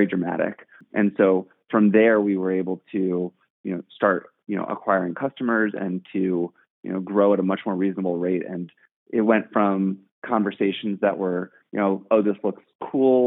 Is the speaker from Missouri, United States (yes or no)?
yes; St. Louis, Missouri, United States; moved away as an adult; also born or lived in New York; now in San Francisco, United States; I'm originally from St. Louis, actually. And I spent my first 18 years of life in St. Louis